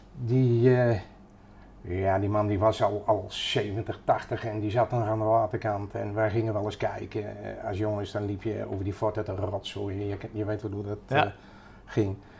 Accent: Utrecht, Netherlands; En opgegroeid in Utrecht. naar school gegaan in Utrecht, leren vissen in Utrecht

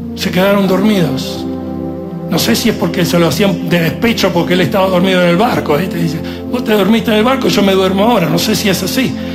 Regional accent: Italy; moved away; yo soy italiano, en la cultura nuestra el machismo es parte de la cultura

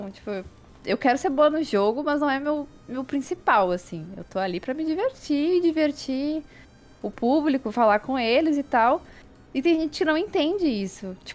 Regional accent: Brazil

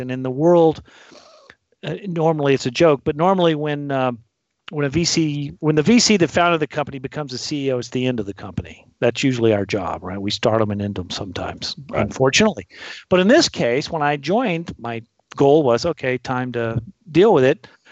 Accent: Fort Worth, Texas, United States; I'm from Fort Worth.

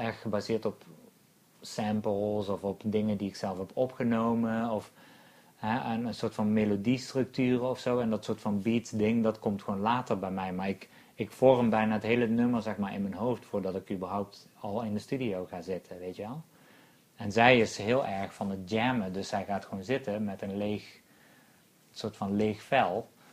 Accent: North Brabant, Netherlands; also born or lived in Eindhoven; wij komen natuurlijk allebei uit Brabant

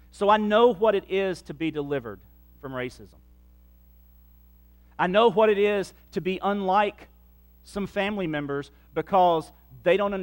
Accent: Central Mississippi, United States; moved away; also born or lived in Livingston Parish, Louisiana; I am a child of Central Mississippi in the 1970s

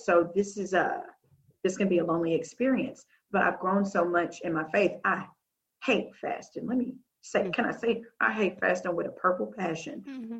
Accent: the South, United States; I'm from the South. We love line dancing.

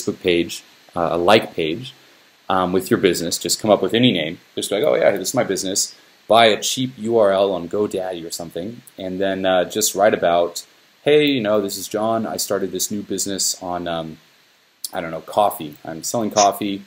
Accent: Switzerland; moved away as an adult; now in Los Angeles, United States; I'm from Switzerland, moved to Los Angeles

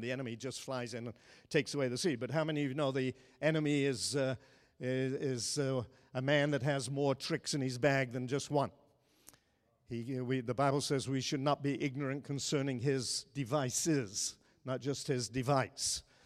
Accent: Ireland; moved away; I grew up in Ireland

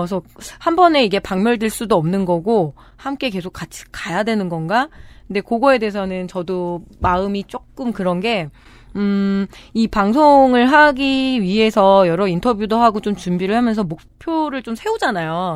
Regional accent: Chungju, North Chungcheong, South Korea; 충주 출신이잖아요. 이제 겁내 춥거든요.

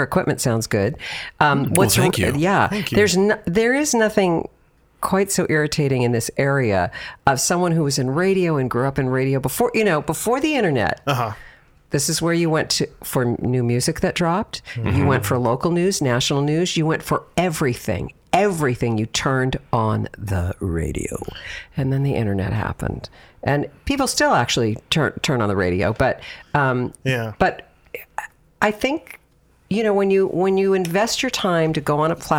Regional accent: Los Angeles, California, United States; I was born and raised in Southern California

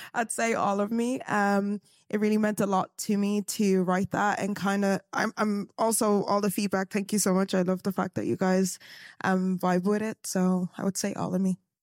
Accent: Galway, Connacht, Ireland; I'm from Galway, little, little town on the west side

